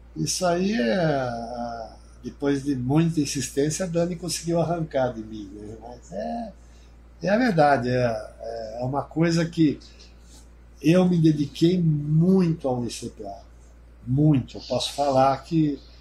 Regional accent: Piracicaba, São Paulo, Brazil; Eu sou nascido na Vila Resende. Nascido na Vila Resende, Manuel Conceição 265

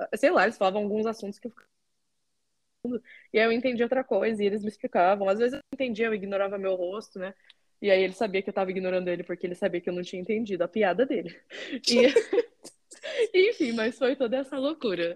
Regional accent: Curitiba, Paraná, Brazil; moved away as an adult; also born or lived in United States / Canada / Portugal; now in Ragusa, Italy; eu sou de Curitiba

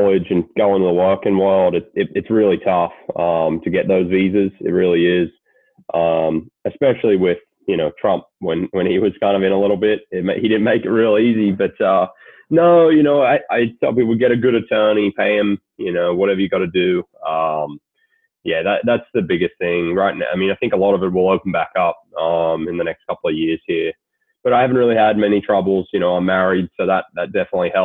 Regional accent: Gold Coast, Queensland, Australia; moved away as an adult; also born or lived in Sydney; now in United States; I was born in Sydney and I grew up on the Gold Coast

